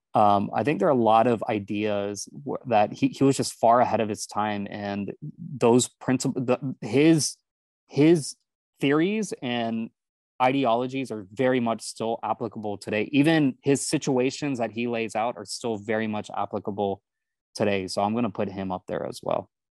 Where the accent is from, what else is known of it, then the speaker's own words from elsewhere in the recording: Houston, Texas, United States; I grew up in Houston